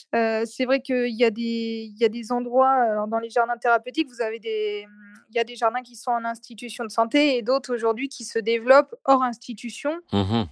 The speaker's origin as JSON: {"language": "French", "town": "Nantes", "region": "Pays de la Loire", "country": "France", "also_born_or_lived": "Saint-Nazaire", "said": "je suis de Nantes"}